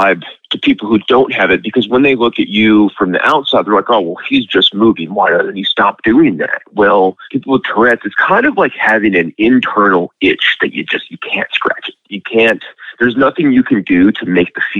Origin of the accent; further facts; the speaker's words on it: Lake in the Hills, Illinois, United States; I'm from Lake in the Hills, Illinois